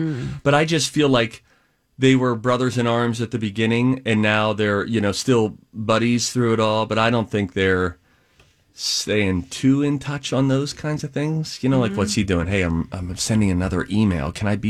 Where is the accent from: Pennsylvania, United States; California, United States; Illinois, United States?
Pennsylvania, United States; Started talking like I'm from PA again.